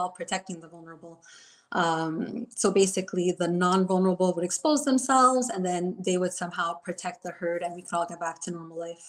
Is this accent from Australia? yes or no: no; Montreal, Quebec, Canada; I'm from Montreal, Quebec.